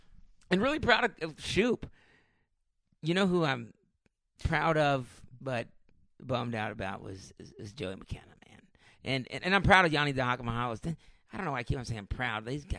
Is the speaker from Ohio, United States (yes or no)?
yes; Ohio, United States; we're from Ohio